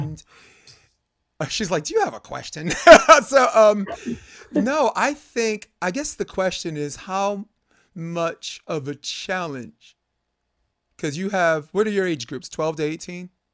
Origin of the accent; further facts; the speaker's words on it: New York, United States; I'm from New York.